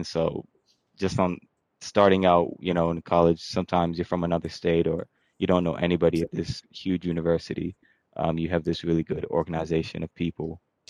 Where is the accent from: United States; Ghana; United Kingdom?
United States; Atlanta, Georgia; I'm from Metro Atlanta.